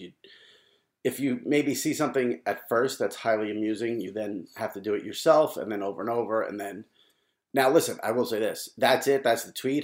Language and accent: English; New York, United States; as a New Yorker who's followed New York media for a long time